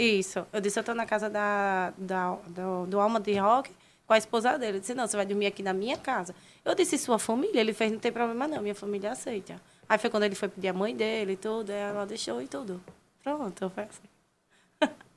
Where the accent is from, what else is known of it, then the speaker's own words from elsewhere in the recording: Maceió, Alagoas, Brazil; moved away as an adult; eu sou de Maceió, Alagoas